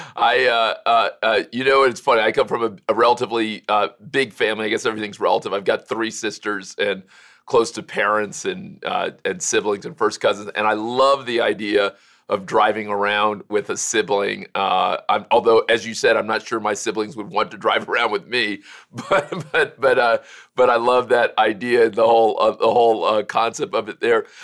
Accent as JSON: {"language": "English", "region": "Florida", "country": "United States", "tie": "born or raised there", "also_born_or_lived": "Cleveland, Ohio / Kalamazoo, Michigan", "said": "Florida, my home state"}